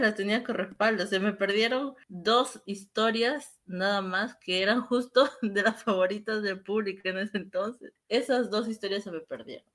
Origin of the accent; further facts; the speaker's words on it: Peru; en mi país, en Perú